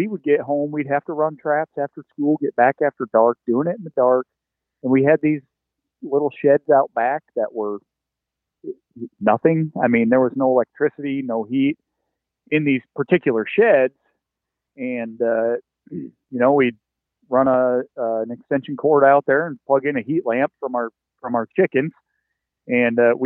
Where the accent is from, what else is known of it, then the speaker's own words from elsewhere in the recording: North Central Iowa, United States; moved away as an adult; also born or lived in Nebraska / Wyoming / Kansas; now in near Des Moines, United States; I grew up in North Central Iowa